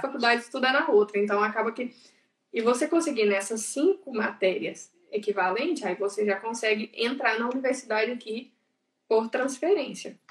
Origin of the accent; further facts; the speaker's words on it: Pará de Minas, Minas Gerais, Brazil; moved away as an adult; now in Spain; eu sou de Minas Gerais, de eh, uma cidade próximo de Belo Horizonte, de Pará de Minas